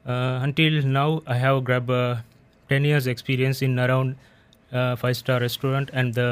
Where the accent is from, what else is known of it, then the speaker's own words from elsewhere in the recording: Sri Lanka; I'm from Sri Lanka.